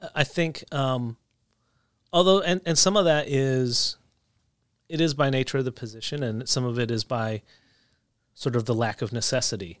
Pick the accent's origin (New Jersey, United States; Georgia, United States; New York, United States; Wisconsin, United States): New Jersey, United States; outside Philadelphia; moved away as an adult; also born or lived in Ohio; I was raised in New Jersey, just right outside of Philly.